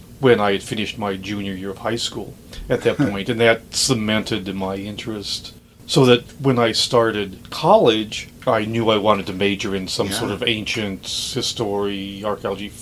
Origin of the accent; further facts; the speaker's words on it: Dubuque, Iowa, United States; moved away as an adult; also born or lived in Jerusalem / India; Dubuque, Iowa, my hometown.